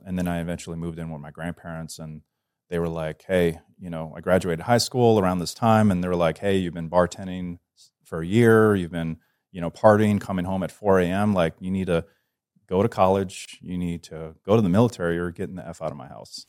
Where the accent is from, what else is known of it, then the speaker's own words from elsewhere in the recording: Metairie, Louisiana, United States; also born or lived in Covington, Louisiana / New Orleans, Louisiana; I'm from New Orleans, Louisiana, you know, small town. Uh, well, New Orleans is not small, but I grew up in the Metairie, Metairie and Kenner area, and my family eventually moved up to Covington